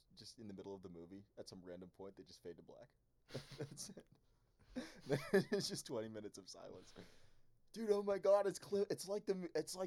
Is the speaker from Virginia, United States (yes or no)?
yes; Virginia, United States; also born or lived in San Francisco Bay Area, California; now in Los Angeles, United States; I was born in the Bay. I grew up in Virginia.